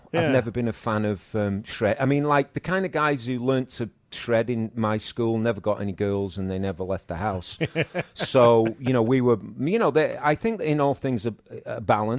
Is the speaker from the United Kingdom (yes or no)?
yes; England, United Kingdom; Yeah, because the thing that growing up in England was like the bands like …